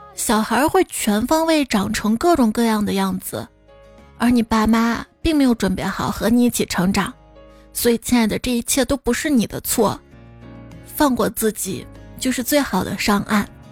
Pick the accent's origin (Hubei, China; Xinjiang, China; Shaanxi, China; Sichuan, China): Shaanxi, China; Xi'an; 我们先人不抢票，不用抢票，因为都不去。机会留给外地人